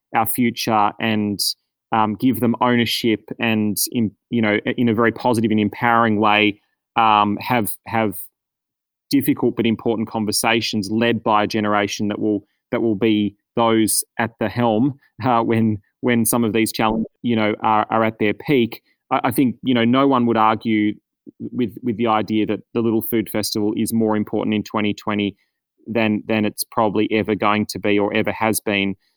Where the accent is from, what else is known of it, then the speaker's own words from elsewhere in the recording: Australia; as an Australian community